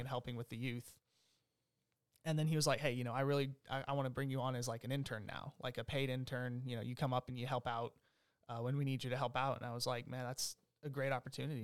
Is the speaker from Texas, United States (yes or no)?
yes; Longview, Texas, United States; also born or lived in Omaha, Nebraska / Topeka, Kansas; I grew up here in, in Longview, Texas